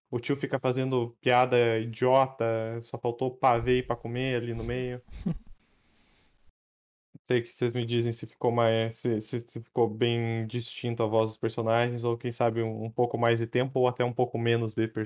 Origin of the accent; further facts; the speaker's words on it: South Region, Brazil; É, eu sou do sul.